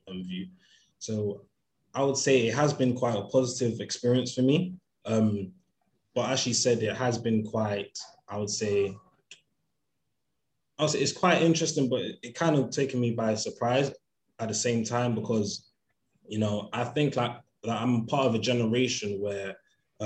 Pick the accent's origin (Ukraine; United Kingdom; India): United Kingdom; London; Growing up in London